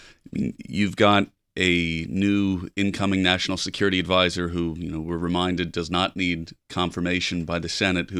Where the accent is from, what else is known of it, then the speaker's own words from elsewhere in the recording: United States; as an American